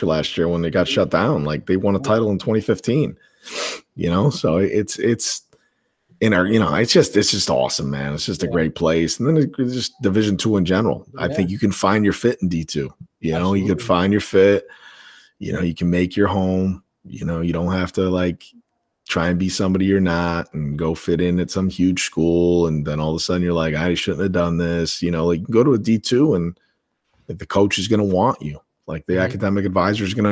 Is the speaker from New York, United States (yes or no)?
yes; Syracuse, New York, United States; moved away as an adult; also born or lived in Lakeland, Florida; it was my hometown